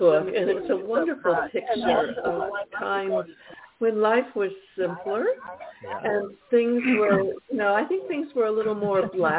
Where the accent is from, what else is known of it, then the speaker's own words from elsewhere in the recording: the North, United States; moved away as an adult; also born or lived in the South; I was raised in the North. However, I went to live in the South when I was 20.